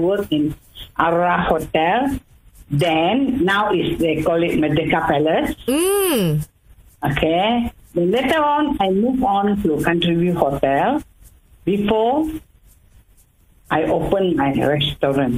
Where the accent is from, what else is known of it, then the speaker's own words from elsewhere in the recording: Kuching, Sarawak, Malaysia; also born or lived in Alor Setar / Labuan; I'm born and bred in Kuching. I grew up here, married here, and made my life here.